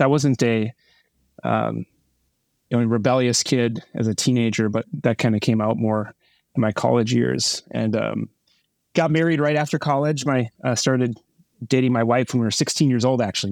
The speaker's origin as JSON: {"language": "English", "town": "Burnsville", "region": "Minnesota", "country": "United States", "tie": "born or raised there", "said": "I grew up in, uh, Minnesota, Burnsville, Minnesota. It's a suburb of Minneapolis."}